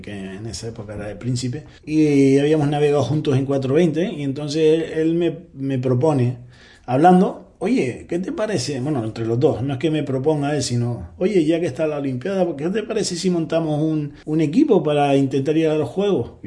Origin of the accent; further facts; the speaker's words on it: Gran Canaria, Canary Islands, Spain; Comencé en el Optimi, en una escuela de vela de Puerto Rico, allí en Gran Canaria